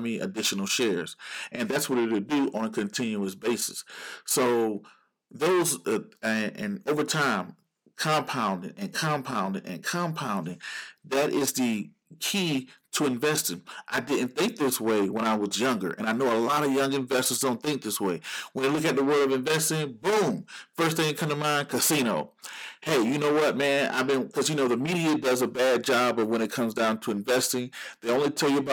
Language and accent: English; Georgia, United States; Georgia, my home state